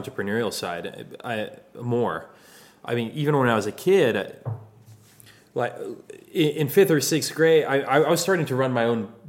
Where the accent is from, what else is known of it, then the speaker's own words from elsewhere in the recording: Pasadena, California, United States; My whole life, born and raised here. I grew up in Pasadena.